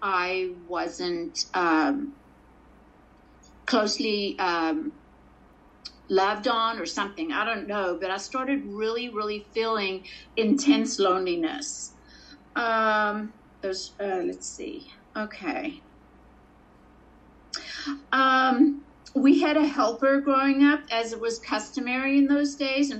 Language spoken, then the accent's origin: English; Port Elizabeth, Eastern Cape, South Africa; I was born in Port Elizabeth, South Africa, into a family at the time of four